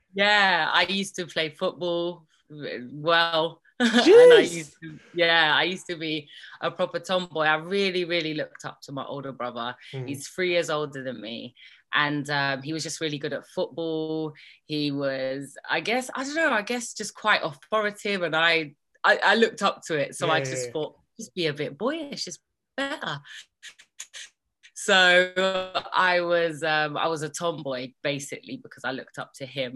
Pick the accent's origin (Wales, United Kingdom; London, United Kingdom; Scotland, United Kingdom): London, United Kingdom; also born or lived in Birmingham; I was born in Birmingham, despite my accent misleading you. and so I guess when I was quite young, my mum left my dad and came to London